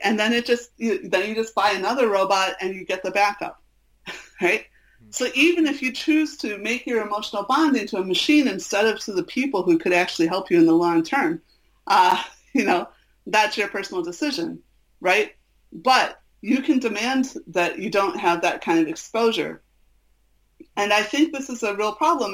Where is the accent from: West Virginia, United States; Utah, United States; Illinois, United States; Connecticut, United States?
Illinois, United States; Chicago; I'm from Chicago